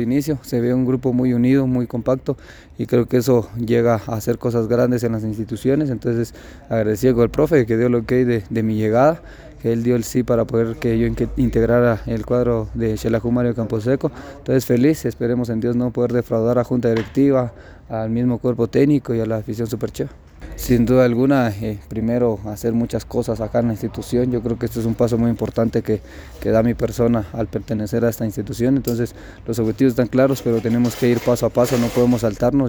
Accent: San Marcos, Guatemala; Soy oriundo de San Marcos

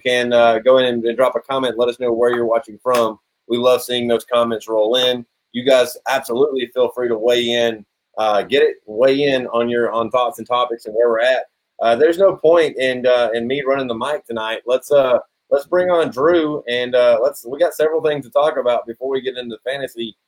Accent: Georgia, United States; my home state here in Georgia

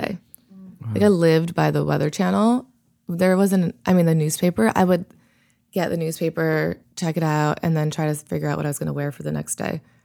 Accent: Worcester, Massachusetts, United States; moved away as an adult; also born or lived in New Haven, Connecticut; now in Bakersfield, United States; I was born in Massachusetts, and I lived there until I went to college

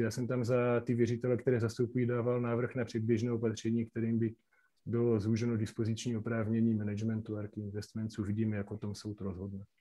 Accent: Slovakia; now in Czech Republic; ja som český advokát, ale pochádzam teda zo Slovenska

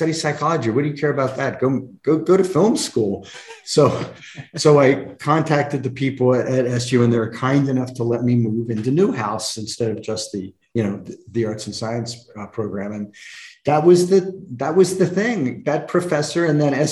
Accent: Delaware, United States; I grew up in Delaware, and there is no filmmaking community in Delaware.

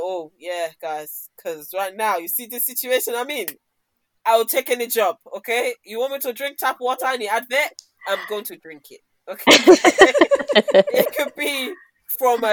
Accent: London, United Kingdom; also born or lived in Nigeria; when we were growing up in Peckham

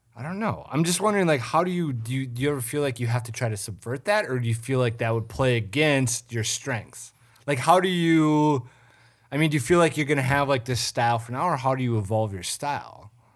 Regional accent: St. Cloud, Minnesota, United States; moved away; I'm from Saint Cloud

